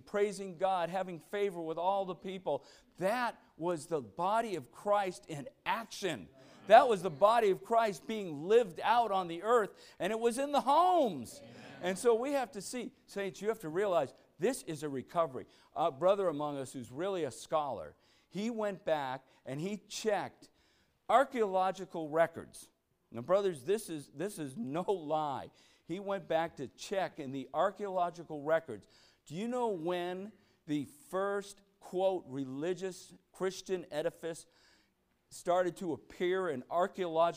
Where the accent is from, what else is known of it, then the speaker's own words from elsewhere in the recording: Newton, Massachusetts, United States; moved away; also born or lived in Needham, Massachusetts; I grew up in Newton, Massachusetts. And eventually, I went to junior high school in Needham, Mass